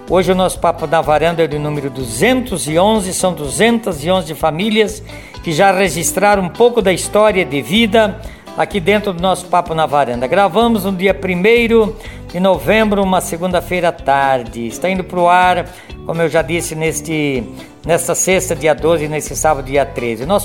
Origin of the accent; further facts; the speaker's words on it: Soledade, Rio Grande do Sul, Brazil; now in Francisco Beltrão, Brazil; Eu nasci em Soledade. Soledade, Rio Grande do Sul, é. gaúcha, tchê. Gaúcha.